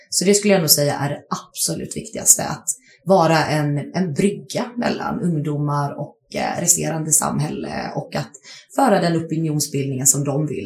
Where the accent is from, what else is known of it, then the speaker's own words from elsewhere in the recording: Kalmar, Kalmar County, Sweden; moved away as an adult; also born or lived in Lund; Jag kommer från Kalmar ursprungligen. Eh, men sen flyttade jag till Lund för, vad blir det, 2014 och började plugga.